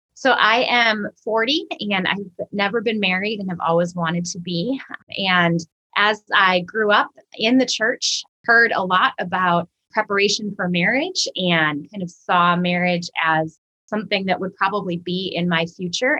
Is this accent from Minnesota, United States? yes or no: yes; Minnesota, United States; moved away as an adult; now in St. Louis, United States; I am originally from Minnesota. Uh, I moved to St. Louis about 12 years ago to attend Covenant Seminary